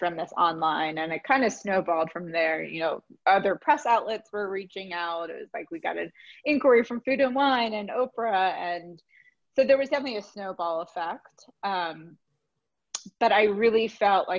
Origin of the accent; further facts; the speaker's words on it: Philadelphia, Pennsylvania, United States; moved away as an adult; also born or lived in New York; I'm from Philadelphia